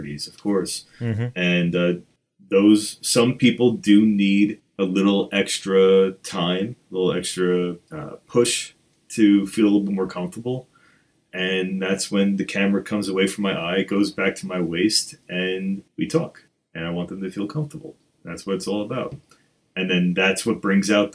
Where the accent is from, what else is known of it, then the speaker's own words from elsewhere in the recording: New York, United States; I'm from New York, and that's what we